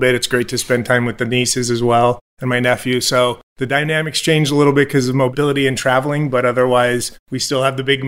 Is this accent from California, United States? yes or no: yes; San Jose, California, United States; I grew up in San Jose, California